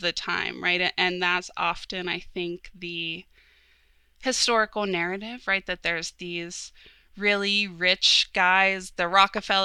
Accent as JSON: {"language": "English", "area": "Pittsburgh region", "region": "Pennsylvania", "country": "United States", "tie": "born or raised there", "said": "growing up in the Pittsburgh region"}